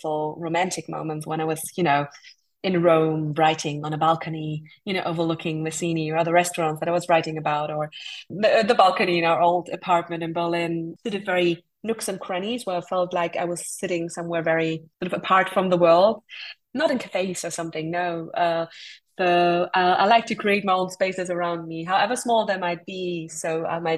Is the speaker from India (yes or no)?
yes; India; growing up in India